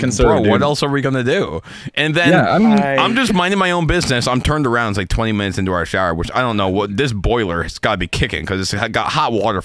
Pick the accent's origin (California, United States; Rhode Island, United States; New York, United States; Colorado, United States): New York, United States; Albany; I'm from Albany.